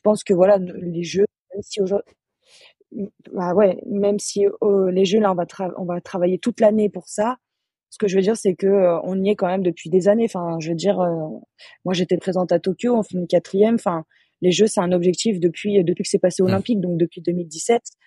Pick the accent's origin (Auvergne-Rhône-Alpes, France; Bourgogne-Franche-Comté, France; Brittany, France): Auvergne-Rhône-Alpes, France; Annecy; moved away; je suis originaire d'Annecy, en Haute-Savoie. Euh, j'ai commencé le basket là-bas, donc j'ai commencé je, en baby basket, j'avais 5 ans.